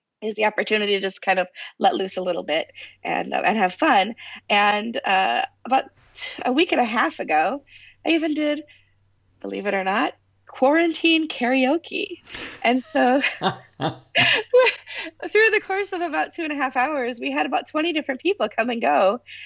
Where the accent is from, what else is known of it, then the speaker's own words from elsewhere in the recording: United States; I'm American